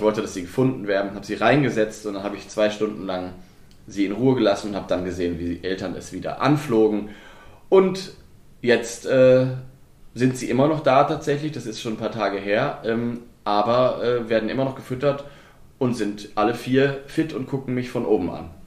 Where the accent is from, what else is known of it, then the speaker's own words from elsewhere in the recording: the West, West Germany, Germany; moved away as an adult; now in Brandenburg, Germany; bei mir damals im Westen